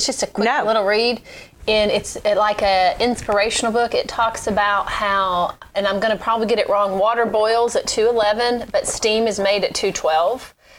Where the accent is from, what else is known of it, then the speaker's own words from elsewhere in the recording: Pocahontas, Arkansas, United States; I grew up in Pocahontas, Arkansas